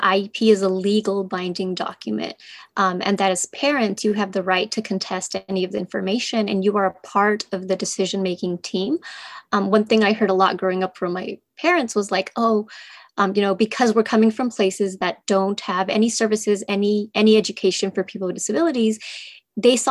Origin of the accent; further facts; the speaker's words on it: California, United States; also born or lived in Mexico; I grew up in California in a small rural town